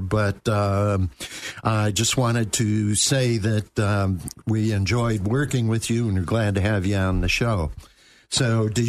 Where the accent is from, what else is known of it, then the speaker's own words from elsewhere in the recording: Attica, New York, United States; I grew up in Attica, New York